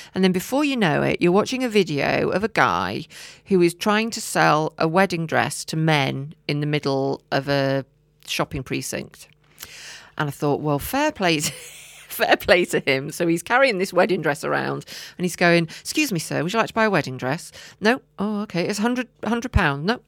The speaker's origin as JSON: {"language": "English", "area": "Herefordshire", "region": "West Midlands", "country": "United Kingdom", "said": "I'm from Herefordshire"}